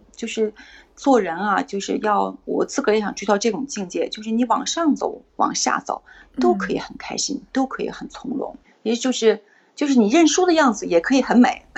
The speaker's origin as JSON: {"language": "Chinese", "country": "China", "said": "我们作为中国人"}